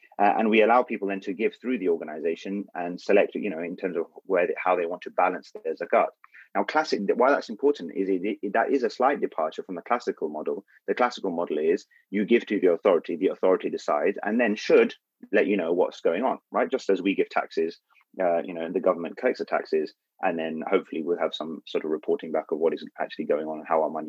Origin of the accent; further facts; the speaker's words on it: United Kingdom; We are British